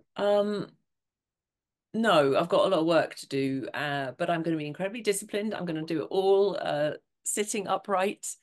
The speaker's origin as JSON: {"language": "English", "town": "Montrose", "region": "Scotland", "country": "United Kingdom", "tie": "born or raised there", "moved": "yes", "said": "I was in my hometown in Montrose"}